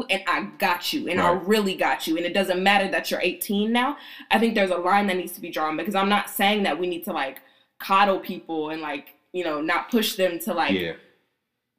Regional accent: United States; I'm American.

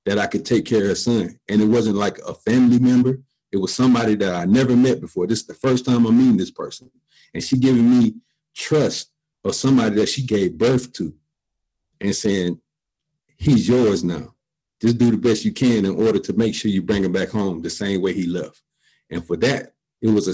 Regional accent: Columbus, Georgia, United States; I'm from Columbus, Georgia, grew up in a low income single parent home

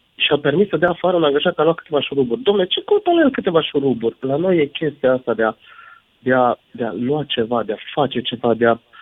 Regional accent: Făgăraș, Brașov County, Romania; also born or lived in Sibiu; eu sunt din Fădăraș de origine

